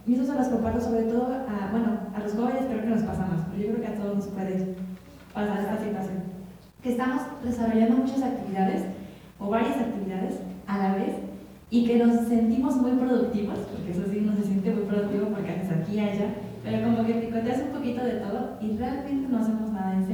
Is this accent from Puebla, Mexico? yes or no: yes; Tecali de Herrera, Puebla, Mexico; yo soy de Tecali de Herrera